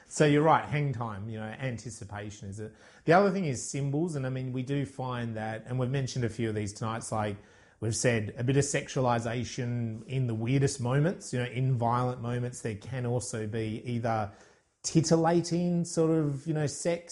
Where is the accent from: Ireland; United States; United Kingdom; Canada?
Ireland; you and I growing up in Ireland